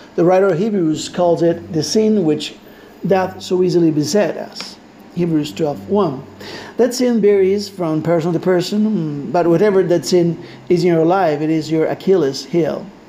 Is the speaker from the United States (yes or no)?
no; Argentina; English is a second language; I am Latino from Argentina.